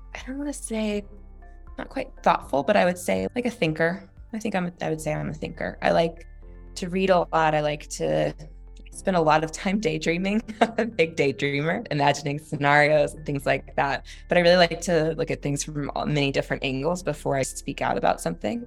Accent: Texas, United States; I'm not true Southern, I'm Texan

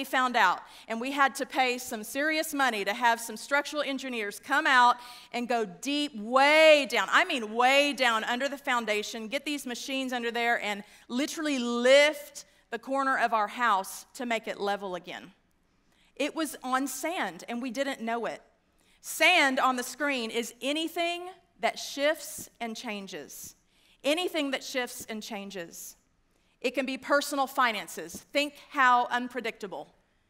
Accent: West Texas, United States; also born or lived in DeSoto, Texas; I grew up in West Texas, and you can take me out, but you can't take it out of me

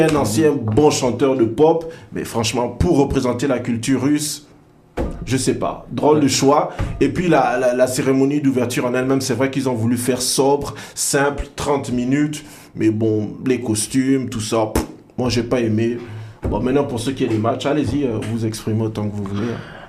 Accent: Gabon; je suis Gabonais

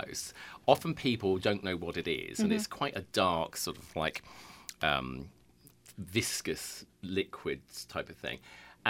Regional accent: England, United Kingdom; accent: English; moved away as an adult; now in Connecticut, United States; I originally come from England, which is where the weird accent comes from. I will never get rid of my weird English accent.

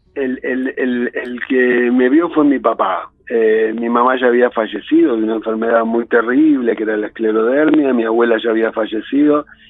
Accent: San Justo, Buenos Aires Province, Argentina; nací en San Justo, que es la capital del partido de La Matanza

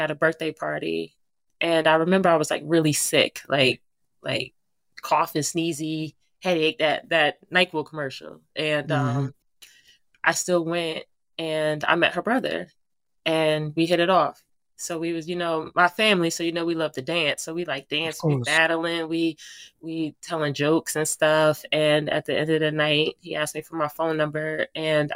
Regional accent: New Jersey, United States; moved away as an adult; now in Virginia, United States; a native of New Jersey, that's my hometown

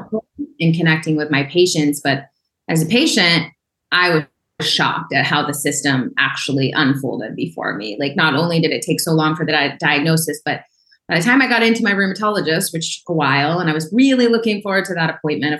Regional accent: Oklahoma, United States; I grew up in Oklahoma in a small town

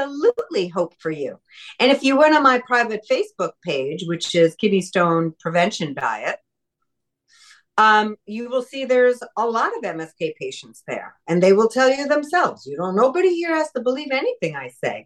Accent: New York, United States; When I was growing up in New York

